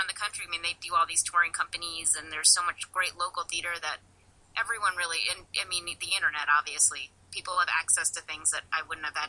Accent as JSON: {"language": "English", "region": "New Jersey", "country": "United States", "tie": "born or raised there", "said": "if you're listening to this. I grew up in New Jersey. I got rid of the accent, and I used to imitate TV commercials as a little kid"}